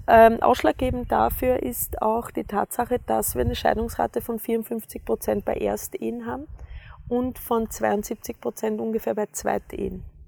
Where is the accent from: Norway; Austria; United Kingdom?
Austria; ich bin ja am Bauernhof aufgewachsen in Österreich.